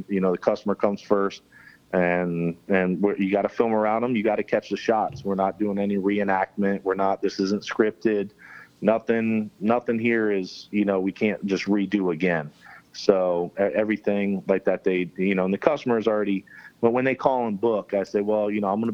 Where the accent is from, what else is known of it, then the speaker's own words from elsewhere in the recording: Florida Keys, United States; since you're born and raised in the Keys, you're called a conch. And so he's a conch, I'm a conch